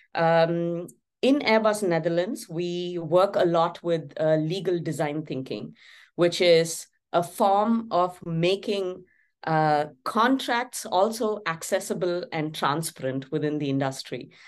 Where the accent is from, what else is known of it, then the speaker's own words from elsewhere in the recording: Chennai, Tamil Nadu, India; my hometown, Chennai